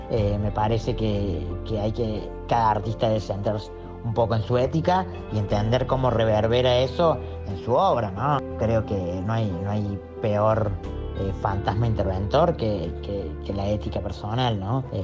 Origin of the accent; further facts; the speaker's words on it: Córdoba, Argentina; soy artista y de Córdoba. Tengo 32 años